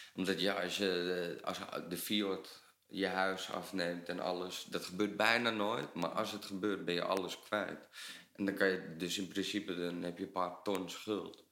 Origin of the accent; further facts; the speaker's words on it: Netherlands; we als Nederlander